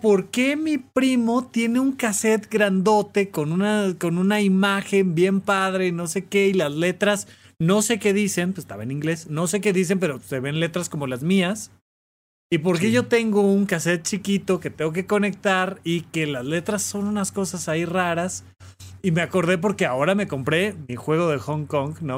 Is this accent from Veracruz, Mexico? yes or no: no; Almoloya de Juárez, State of Mexico, Mexico; now in Mexico City, Mexico; yo vivía en Almoloya de Juárez